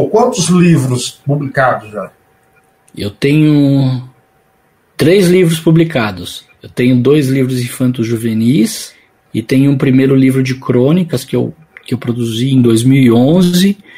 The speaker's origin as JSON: {"language": "Portuguese", "region": "São Paulo", "country": "Brazil", "said": "Eu moro aqui no ABC, vivo aqui no ABC, sou paulista, né? Sou aqui do grande ABC, e mas sempre tive atividades profissionais em São Paulo"}